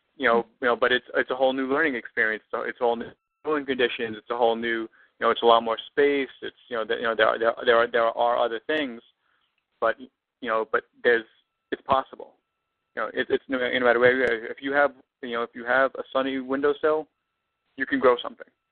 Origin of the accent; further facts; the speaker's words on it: New York City, New York, United States; moved away as an adult; now in Los Angeles, United States; I'm originally from Brooklyn. Canarsie is the neighborhood that I was mm-hmm. born and that I was born and raised in, and Brooklyn is where I'm from